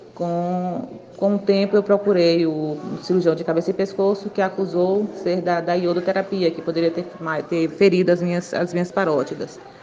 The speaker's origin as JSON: {"language": "Portuguese", "town": "Guanambi", "region": "Bahia", "country": "Brazil", "said": "Eu sou de Guanambi, na Bahia"}